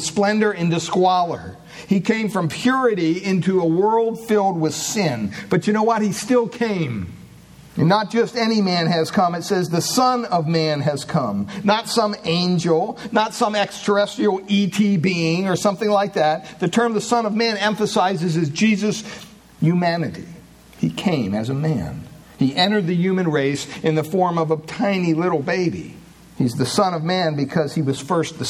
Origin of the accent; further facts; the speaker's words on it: Williamsport, Pennsylvania, United States; I was born in Williamsport, Pennsylvania